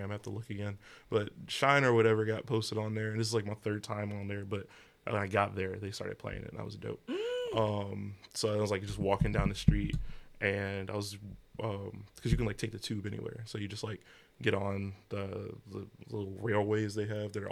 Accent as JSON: {"language": "English", "region": "London", "country": "United Kingdom", "said": "You know, I'm from uh, I'm from the North End, London."}